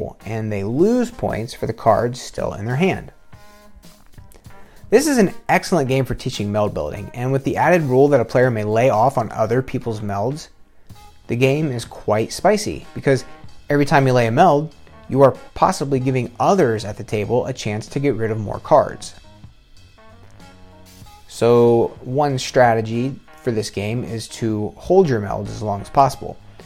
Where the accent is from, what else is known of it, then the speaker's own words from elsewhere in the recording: Ohio, United States; growing up in Ohio